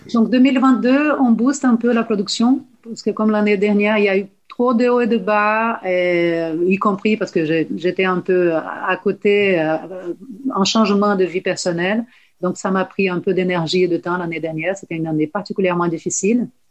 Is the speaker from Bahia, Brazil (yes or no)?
yes; Salvador, Bahia, Brazil; French is a second language; moved away as an adult; now in France; De Salvador de Bahia une terre très ensoleillée